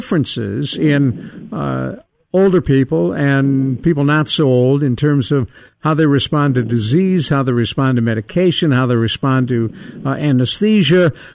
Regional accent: Cleveland, Ohio, United States; I grew up in Cleveland.

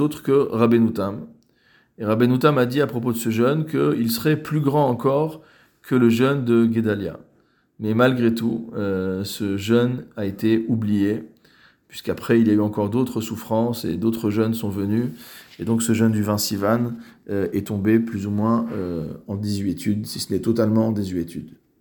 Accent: France; en tant que Français

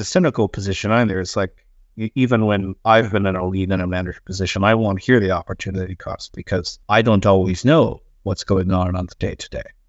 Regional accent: United States; moved away as an adult; now in Sweden; I am a game designer here in Sweden. Uh, I am an American expat

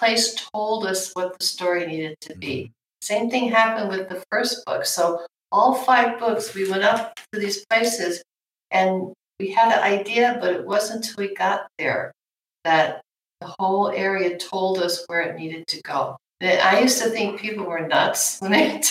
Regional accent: New York, United States; now in Southern California, United States; I'm from New York.

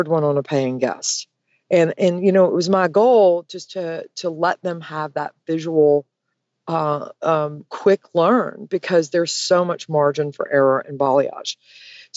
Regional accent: Georgia, United States; I am from Georgia

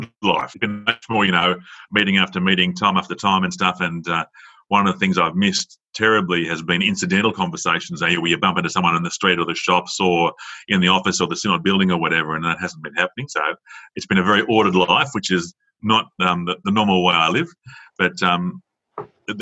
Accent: Sydney, New South Wales, Australia; moved away as an adult; also born or lived in Dubbo / Queanbeyan; now in Tamworth, Australia; My background is growing up in Sydney, and spent all my life there until like my first placement, which was in Dubbo.

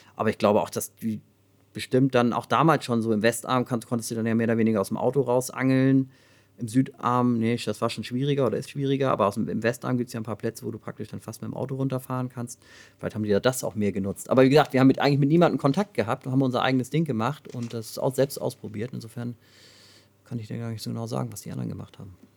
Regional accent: Hamburg, Germany; ich bin halt am Rand von Hamburg irgendwie aufgewachsen

